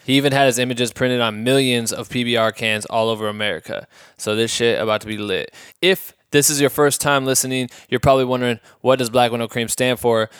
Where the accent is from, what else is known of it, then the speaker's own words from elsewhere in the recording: Iowa, United States; moved away as an adult; now in Los Angeles, United States; I'm from Iowa